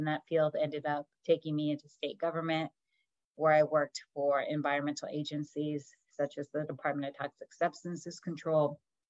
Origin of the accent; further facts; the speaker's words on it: Sacramento, California, United States; also born or lived in Hoopa, California; I grew up in Sacramento, California